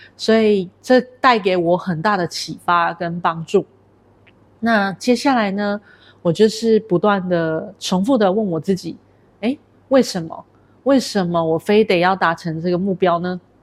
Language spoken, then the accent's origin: Chinese; Taiwan; now in Kuala Lumpur, Malaysia; 我来自于台湾，目前居住在吉隆坡